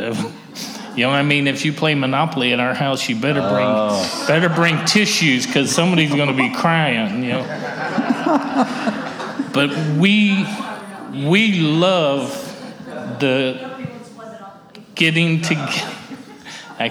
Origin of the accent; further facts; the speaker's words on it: Mississippi, United States; I grew up in Mississippi